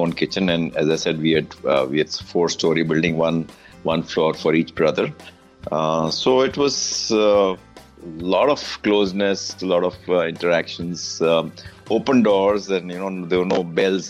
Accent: Mumbai, Maharashtra, India; also born or lived in Bandra, Mumbai; first 40 years of my life, I grew up in South Bombay at Haji Ali. And I was born in that house, actually

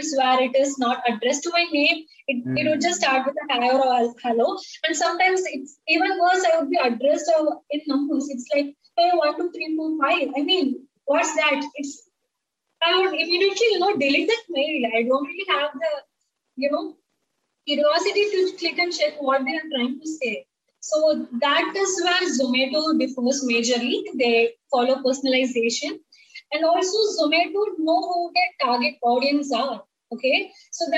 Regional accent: Tamil Nadu, India; first language Tamil; English is a second language; I'm from Tamil Nadu. So we speak Tamil here

